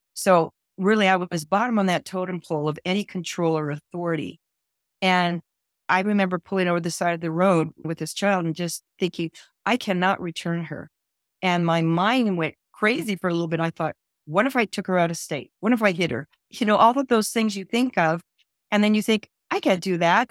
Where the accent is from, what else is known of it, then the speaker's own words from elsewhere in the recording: California, United States; I was born and raised in California